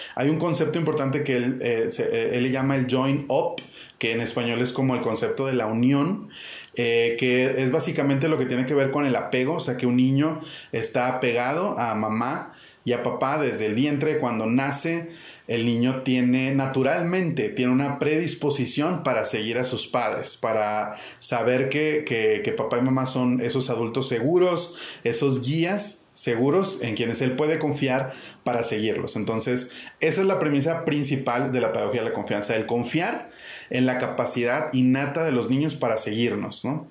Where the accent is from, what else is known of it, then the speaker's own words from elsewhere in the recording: Monterrey, Nuevo León, Mexico; moved away as an adult; now in Chiapas, Mexico; Yo soy originario de Monterrey